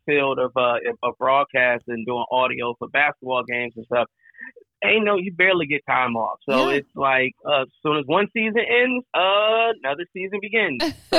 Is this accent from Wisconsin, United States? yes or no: no; Flint, Michigan, United States; moved away as an adult; also born or lived in Atlanta; now in Chicago, United States; Born and raised in Flint, Michigan. Currently reside in Chicago. I've lived all around the world, including Atlanta at one point in time for a couple years.